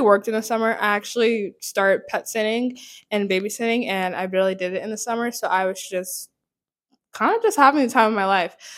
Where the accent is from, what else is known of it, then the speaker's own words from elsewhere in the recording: Hawaii, United States; also born or lived in North Carolina; now in New York City, United States; My family moved from Hawaii, but I still say I'm from Hawaii